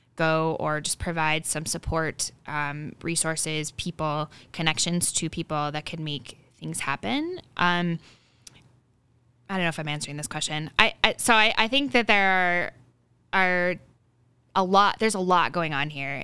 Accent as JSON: {"language": "English", "area": "rural area near Minot", "region": "North Dakota", "country": "United States", "tie": "born or raised there"}